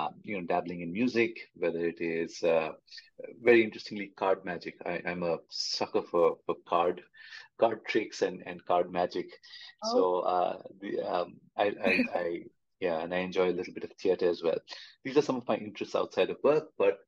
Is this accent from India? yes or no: yes; India; I'm from India, and the generation that I'm a part